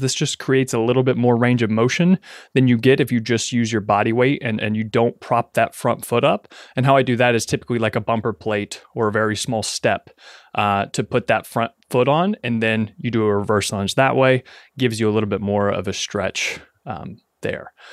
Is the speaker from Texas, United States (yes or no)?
no; Ashland, Kentucky, United States; moved away as an adult; I am now back in my hometown of Ashland, Kentucky, living with my parents